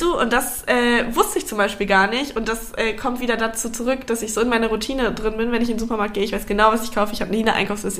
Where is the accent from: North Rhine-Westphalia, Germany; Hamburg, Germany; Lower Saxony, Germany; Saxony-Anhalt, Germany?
Hamburg, Germany; moved away as an adult; also born or lived in Bavaria; now in Berlin, Germany; wir kommen beide aus Hamburg